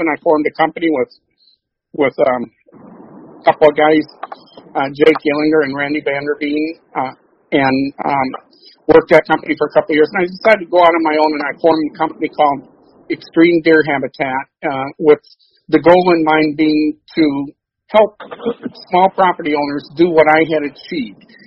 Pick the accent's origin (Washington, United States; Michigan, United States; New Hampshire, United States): Michigan, United States; Coldwater; moved away as an adult; also born or lived in Illinois; I was born in Coldwater, Michigan, which is where I reside today. I'm out on Isle Island on Coldwater Lake. I was born in a little ho- local hospital here. I pretty much was raised um, in a hunting culture